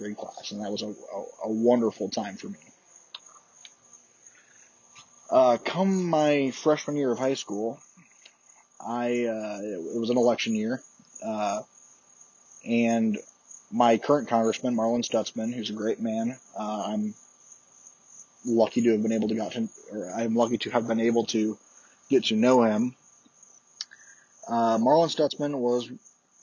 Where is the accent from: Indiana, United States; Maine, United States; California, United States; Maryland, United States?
Indiana, United States; Columbia City; my hometown, Columbia City